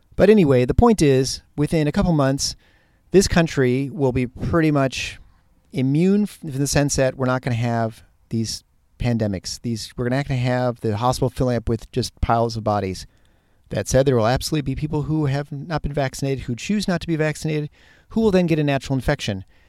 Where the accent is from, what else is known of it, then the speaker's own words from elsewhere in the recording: Michigan, United States; moved away; the upper Midwest and the Michigan area, hit my hometown, my home state